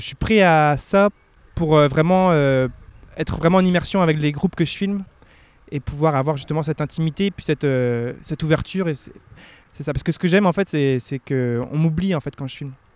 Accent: Finistère Nord, near Brest, Brittany, France; moved away as an adult; also born or lived in Rennes / Quebec; j'ai grandi à la Narvili. Alors, Donc, euh, c'est un petit village

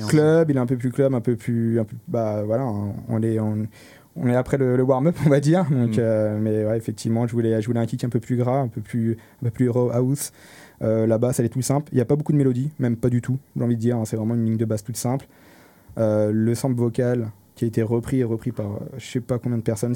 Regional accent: Paris, Île-de-France, France; moved away as an adult; now in Rennes, France; je viens, de Paris à la base, et euh, je suis arrivé sur Rennes il y a, 5-6 ans

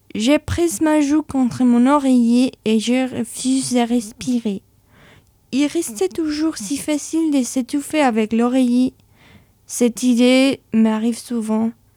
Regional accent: Spain; French is a second language; now in France; chez moi en Espagne, j'ai participé à certains ateliers alors j'ai décidé d'améliorer mon français grâce à l'écriture

